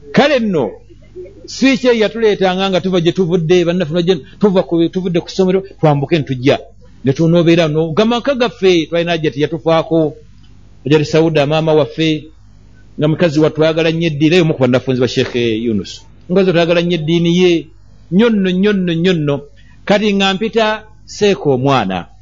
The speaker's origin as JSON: {"language": "Ganda", "town": "Kampala", "region": "Central Region", "country": "Uganda", "tie": "born or raised there", "said": "twakula eno yekawempe embogo"}